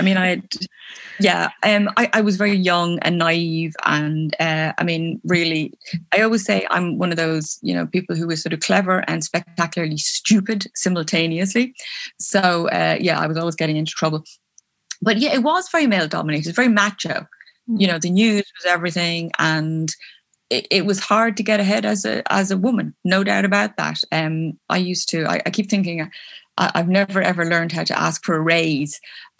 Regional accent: Belfast, Northern Ireland, United Kingdom; born there; I was born in Belfast in Northern Ireland, but only because my mom and dad were working there.

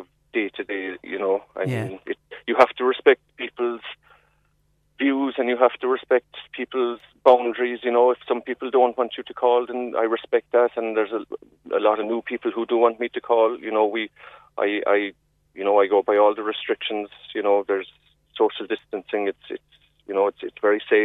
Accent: Ireland; we as Irish people, we're a proud nation

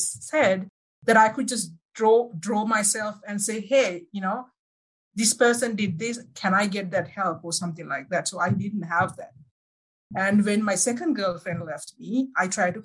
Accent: Sri Lanka; English is a second language; moved away as an adult; now in Alberta, Canada; I'm originally from Sri Lanka, now saying hello from Canada, Alberta.

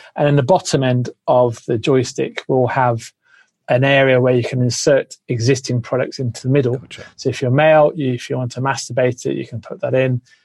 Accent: England, United Kingdom; now in Australia; I used to always introduce myself as Australian because you will be embraced a lot more than being English

